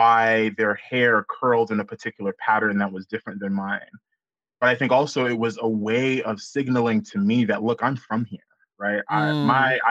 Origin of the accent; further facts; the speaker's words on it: Oklahoma, United States; growing up in Oklahoma